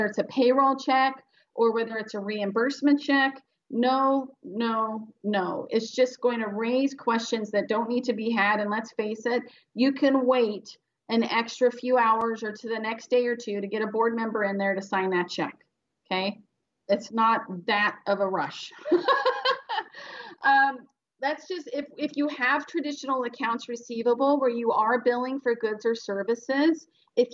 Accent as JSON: {"language": "English", "area": "Central Valley", "region": "California", "country": "United States", "tie": "born or raised there", "said": "I grew up in the Central Valley, which really is a place."}